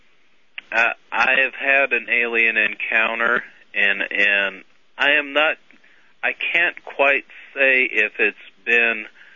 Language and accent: English; Albuquerque, New Mexico, United States; I was born in Albuquerque.